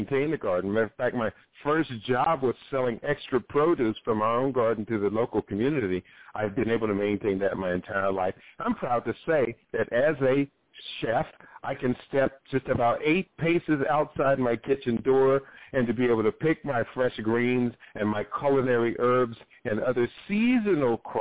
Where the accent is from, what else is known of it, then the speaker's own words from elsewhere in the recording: Ohio, United States; I grew up in Ohio, where it was pretty much meat, potatoes, and corn, and green beans